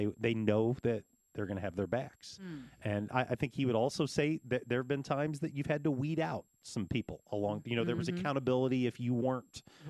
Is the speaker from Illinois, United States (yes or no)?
yes; Champaign, Illinois, United States; now in Danville, United States; Champaign, my hometown